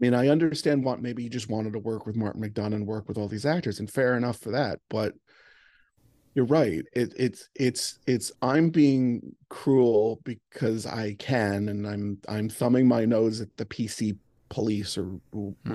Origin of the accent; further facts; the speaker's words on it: Ireland; As an Irish person